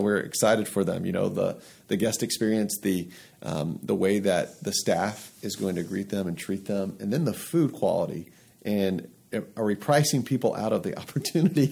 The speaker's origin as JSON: {"language": "English", "town": "Atlanta", "region": "Georgia", "country": "United States", "moved": "as an adult", "lives_now": "Lehigh Valley, United States", "said": "I'm from Atlanta originally"}